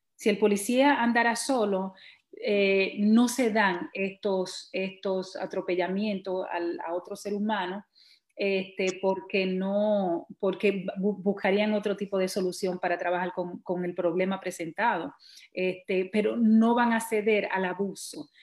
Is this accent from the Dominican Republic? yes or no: yes; Dominican Republic; now in New York, United States